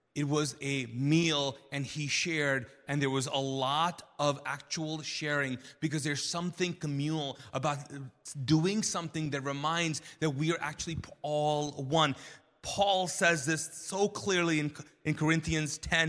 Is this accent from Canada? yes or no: no; Kuwait; now in United States; I grew up Muslim in, in Kuwait and as a Pakistani